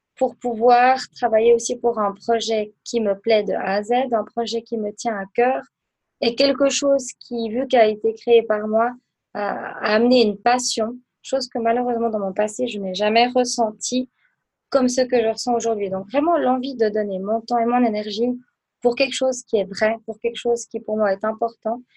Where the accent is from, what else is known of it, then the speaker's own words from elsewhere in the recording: Aubonne, Vaud, Switzerland; also born or lived in Biel/Bienne / Lucerne; je viens d'Aubonne du canton de Vaud